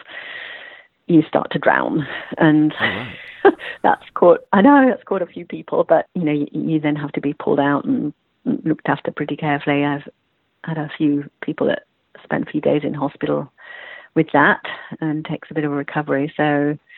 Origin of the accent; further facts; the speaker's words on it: Yorkshire and the Humber, United Kingdom; accent: British; also born or lived in Melbourne, Australia; now in Australia; I'm from Yorkshire